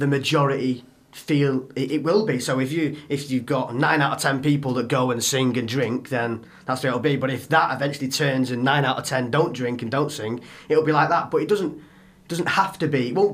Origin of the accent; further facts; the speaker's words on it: Warrington, North West England, United Kingdom; I'm from Warrington, it's like a 30-odd minute drive